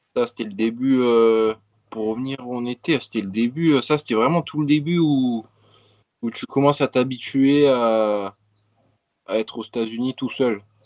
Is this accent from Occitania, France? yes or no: yes; Montpellier, Occitania, France; now in United States; je viens de Montpellier, du, du sud de la France